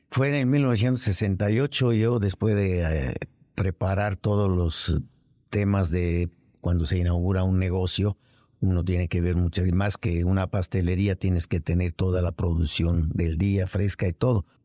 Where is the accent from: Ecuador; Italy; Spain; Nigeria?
Italy; Naples, Campania; moved away as an adult; now in Mexico City, Mexico; yo soy nacido en, en Italia, en Nápoles.